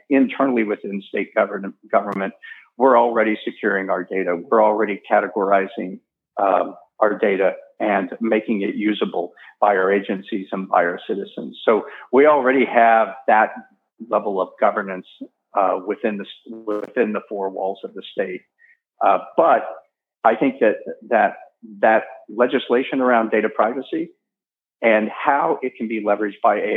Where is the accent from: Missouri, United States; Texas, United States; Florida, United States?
Missouri, United States; St. Louis; now in North Dakota, United States; Uh, again, I came from St. Louis, and I was actually one of those people who said, "Sure, I'll move to North Dakota. That sounds like fun."